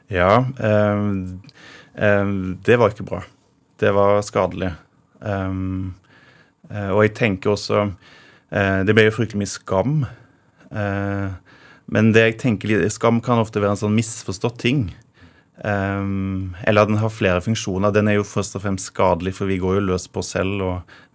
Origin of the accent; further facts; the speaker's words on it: Råde, Østfold, Norway; accent: Rogaland dialect; also born or lived in Rogaland; Eh, jeg flytta til eh, Råd i Østfold da jeg var to år.